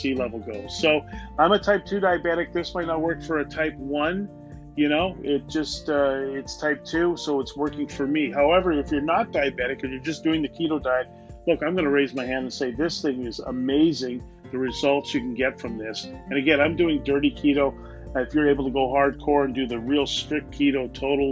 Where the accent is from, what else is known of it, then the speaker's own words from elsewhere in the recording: Canada; I'm a Canadian